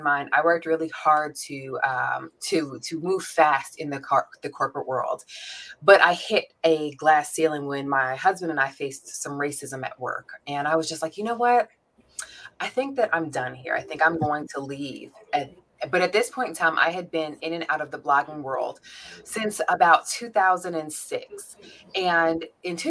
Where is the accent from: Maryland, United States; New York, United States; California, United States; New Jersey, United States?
New York, United States; now in Atlanta, United States; I'm originally born and raised in New York, which of course I will forever claim